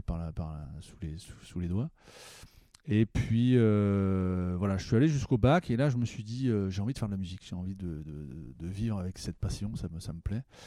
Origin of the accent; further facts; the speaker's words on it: Herblay-sur-Seine, Île-de-France, France; je viens d'Herblay, euh, une ville qui s'appelle Herblay-sur-Seine maintenant